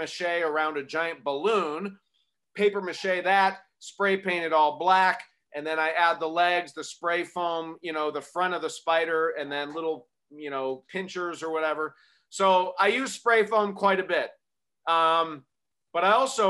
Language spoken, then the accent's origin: English; Arizona, United States; I grew up in Arizona